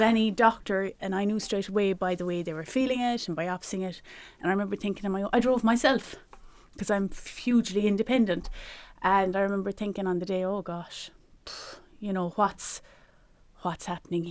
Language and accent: English; Ireland; as Irish people, as, as in our culture, we're very generous